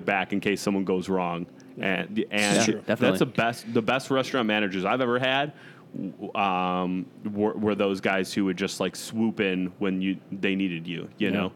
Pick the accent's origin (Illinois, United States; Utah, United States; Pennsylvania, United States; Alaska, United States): Illinois, United States; Chicago; also born or lived in Arizona; I grew up in the Chicago area, but I lived in Arizona for almost 3 years